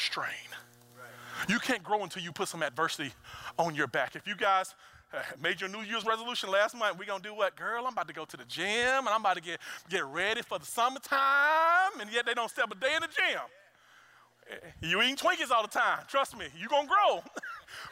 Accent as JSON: {"language": "English", "region": "Mississippi", "country": "United States", "said": "I'm a boy from Mississippi"}